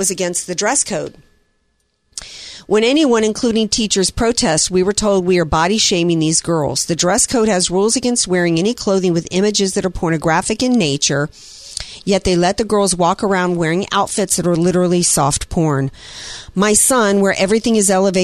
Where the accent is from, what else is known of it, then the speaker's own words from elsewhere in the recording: Deep South, United States; in parts of the Deep South, where I grew up and where Mama grew up